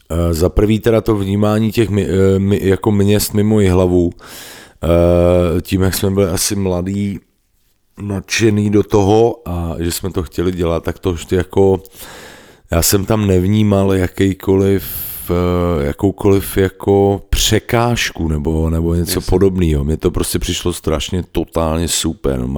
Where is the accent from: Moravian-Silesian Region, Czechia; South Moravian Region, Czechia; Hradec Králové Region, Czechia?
South Moravian Region, Czechia; Brno; my jsme z Brna, vy jste z Jelavy, vypadněte